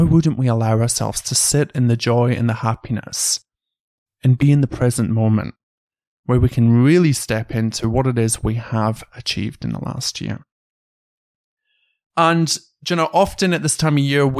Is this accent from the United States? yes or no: no; United Kingdom; moved away as an adult; also born or lived in Canberra, Australia; now in Sydney, Australia; when I went home to the UK, the first day that I went out in my hometown